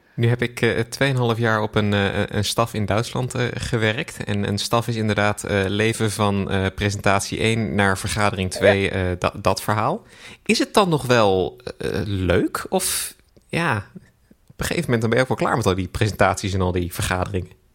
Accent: Netherlands; wij als Nederlanders

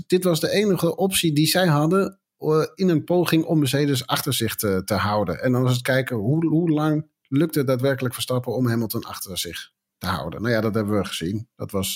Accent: Netherlands; wij als Nederlanders

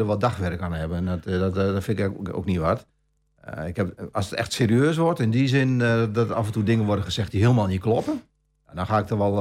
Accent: Almelo, Overijssel, Netherlands; geboren en getogen in Almelo. Ook mijn hele leven hier gewoond.

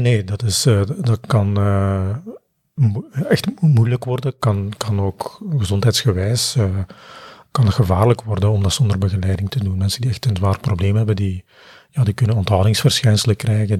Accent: Belgium; we zijn Belgen

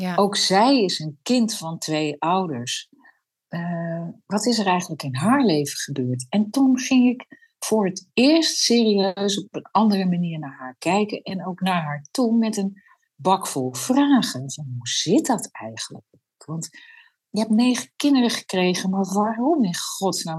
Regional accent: a Frisian village, Friesland, Netherlands; het Friese dorp waar ik ben geboren

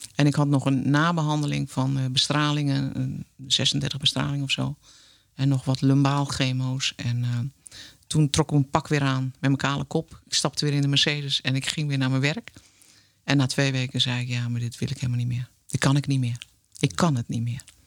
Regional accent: Netherlands; gewoon Hollandse meid

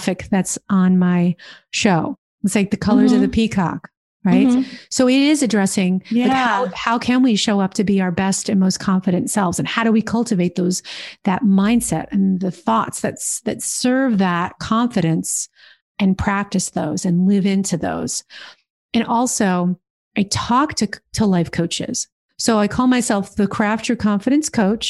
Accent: New Jersey, United States; also born or lived in New York City; In New Jersey, baby. In New Jersey

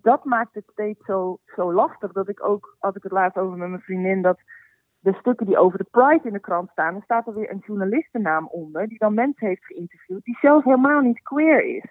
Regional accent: Heiloo, North Holland, Netherlands; moved away; also born or lived in Alkmaar / North Brabant; Geboren in Alkmaar opgegroeid in uh, Heilo.

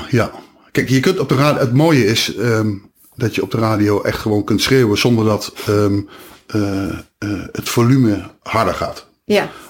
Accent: Nijmegen, Gelderland, Netherlands; accent: Nijmegen; Maar ik ben wel blij dat ik van mijn accent af ben.

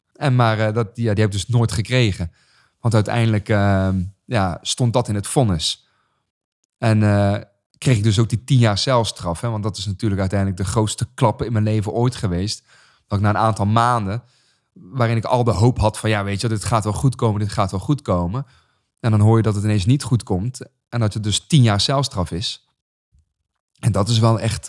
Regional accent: Raamsdonksveer, North Brabant, Netherlands; gewoon geboren getogen in Brabant

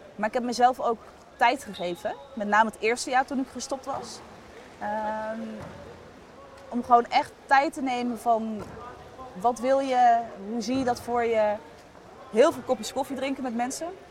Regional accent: Sauwerd, Groningen, Netherlands; moved away as an adult; also born or lived in Eindhoven; ik kom uit een klein dorpje Sauert. Ik was nog nooit verhuisd.

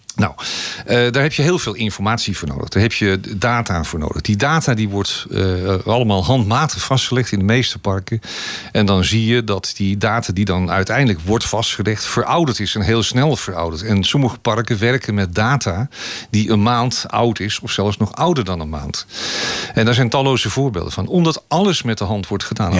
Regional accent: Amsterdam, North Holland, Netherlands; now in Hoofddorp, Netherlands; ik ben geboren getogen in Amsterdam

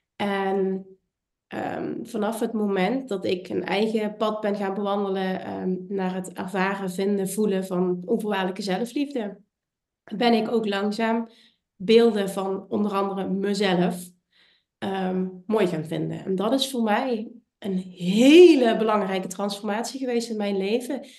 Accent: Limburg, Netherlands; Ik kom uit Limburg, ik heb een accent

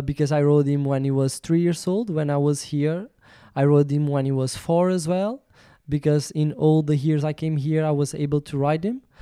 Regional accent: Portugal; English is a second language

